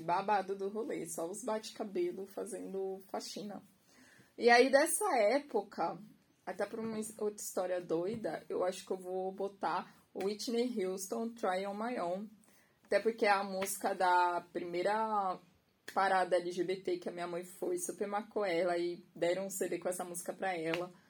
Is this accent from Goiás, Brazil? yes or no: no; Santos, São Paulo, Brazil; also born or lived in Guarujá; nasci, sou, né, naturalizada em Santos, Baixada Santista.